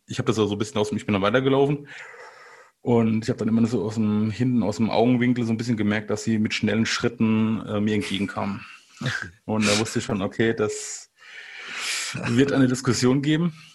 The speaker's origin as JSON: {"language": "German", "region": "Rhineland-Palatinate", "country": "Germany", "said": "ich, ich, bin aus der Pfalz"}